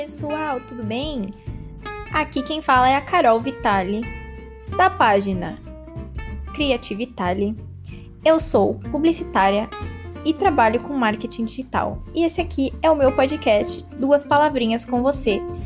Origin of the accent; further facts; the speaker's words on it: São Paulo, Brazil; eu sou de São Paulo